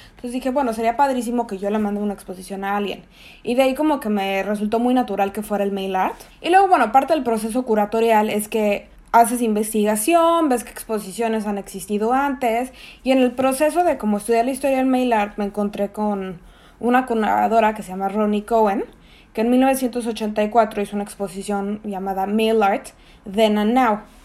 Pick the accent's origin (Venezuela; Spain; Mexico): Mexico; Mexico City; moved away as an adult; also born or lived in Tamaulipas; now in Chicago, United States; soy mexicana, chilanga de corazón pese a que estoy registrada en Tamaulipas